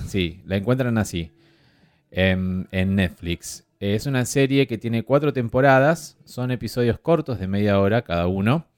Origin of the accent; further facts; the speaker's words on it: Argentina; soy argentino y sudamericano